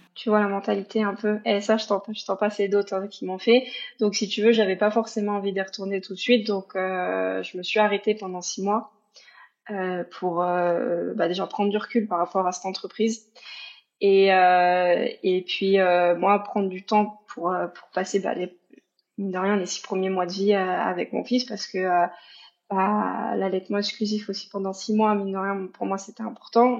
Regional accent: Paris region, Île-de-France, France; moved away as an adult; also born or lived in Mayenne, France; now in Canada; je suis pas de la Mayenne, je viens de région parisienne à la base

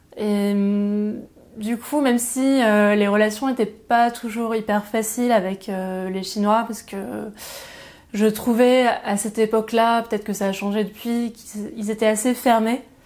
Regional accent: Aix-en-Provence, Provence-Alpes-Côte d'Azur, France; moved away as an adult; also born or lived in Pertuis / Shanghai; Donc je suis née à Pertuis, dans Vaucluse. j'ai grandi à Aix-en-Provence, donc dans les Bouches-du-Rhône, dans le, au plein cœur de la Provence.

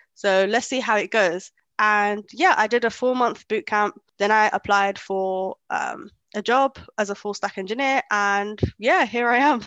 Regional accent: London, United Kingdom; English is a second language; moved away as an adult; also born or lived in Kenya; I grew up in London most of my life. Um, up until like two years ago

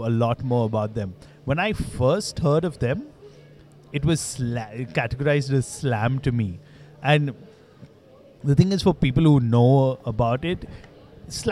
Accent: India; growing up in India

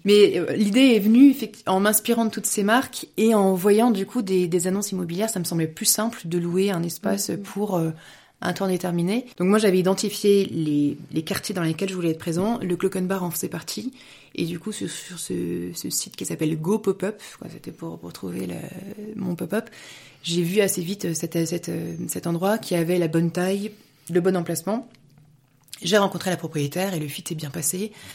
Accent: Paris region, Île-de-France, France; moved away as an adult; also born or lived in Lyon, France; now in Munich, Germany; je suis française, je suis née en France et je suis, je suis toujours restée en France. Je me suis, je me suis mariée après mes études. On, a, on, on habitait en région parisienne

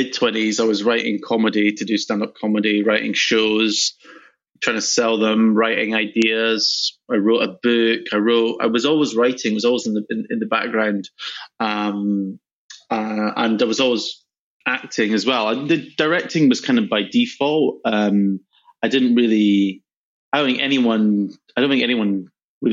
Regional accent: Scotland, United Kingdom; moved away; also born or lived in London / New York; I come from Scotland

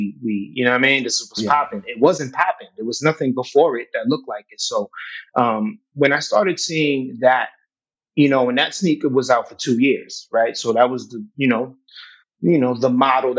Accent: Worcester, Massachusetts, United States; I'm from Worcester

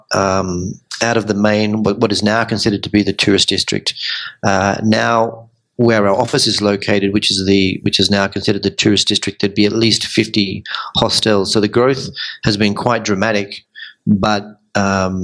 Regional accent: Melbourne, Victoria, Australia; moved away as an adult; also born or lived in Sydney / London; now in Medellín, Colombia; I'm from Melbourne originally, and I've spent time in Sydney and London

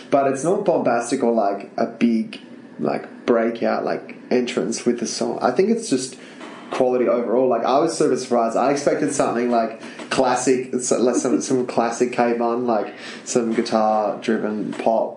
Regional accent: Tasmania, Australia; moved away; I'm from Tassie. I know what the country's like.

